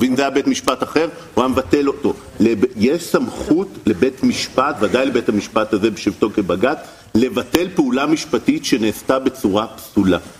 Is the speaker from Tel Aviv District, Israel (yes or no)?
no; Ramla, Central District, Israel; אני גדלתי בבית של השייח של רמלה